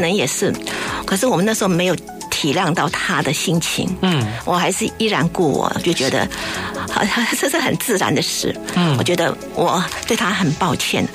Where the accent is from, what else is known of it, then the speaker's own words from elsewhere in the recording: Hong Kong; now in Taipei, Taiwan; 我小时候住在香港，嗯。出生长大在那里，每天就是对着那个海啊